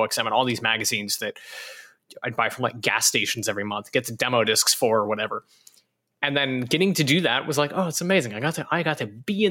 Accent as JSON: {"language": "English", "region": "Alberta", "country": "Canada", "also_born_or_lived": "California", "moved": "as an adult", "said": "I'm from Alberta, Canada, in a very tiny town"}